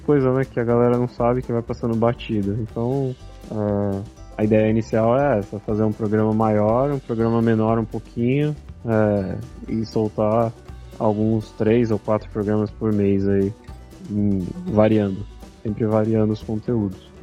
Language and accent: Portuguese; São Paulo, Brazil; eu somos aqui de São Paulo, da Zona Leste